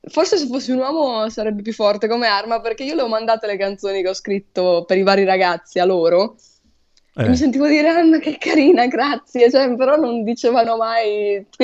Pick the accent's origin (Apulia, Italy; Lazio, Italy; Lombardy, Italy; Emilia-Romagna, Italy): Emilia-Romagna, Italy; Poggio Renatico; io non sono proprio di Ferrara, io sono di un paesino vicino che si chiama Poggio Renatico, quindi sono nel mio paesino qui.